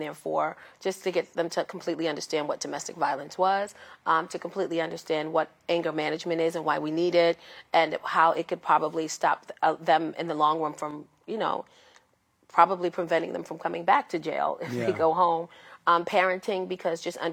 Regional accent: New York City, New York, United States; I grew up in the South Bronx of the projects.

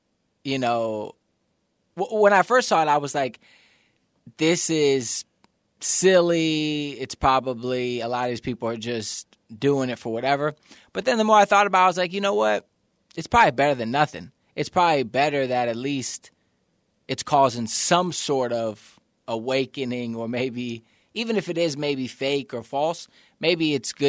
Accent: Florida, United States; The town I grew up in Florida

